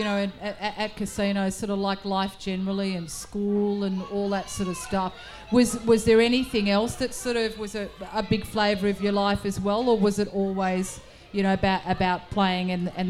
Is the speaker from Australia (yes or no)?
yes; South Australia, Australia; I'm South Australian